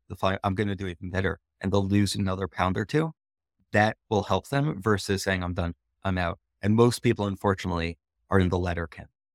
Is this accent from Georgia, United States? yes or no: no; Teaneck, New Jersey, United States; I grew up in Teaneck, New Jersey